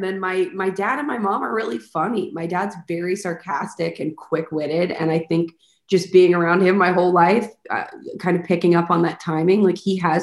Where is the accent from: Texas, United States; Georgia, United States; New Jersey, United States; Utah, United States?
Texas, United States; Highland Village; also born or lived in Arlington, Texas / Grand Prairie, Texas; I was born in Arlington and stayed in Grand Prairie till I was like 5. And then when I was 5 or 6, we moved to Highland Village